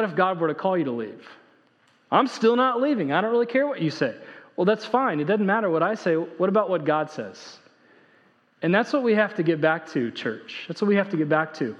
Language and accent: English; Indiana, United States; now in Texas, United States; when I grew up in Indiana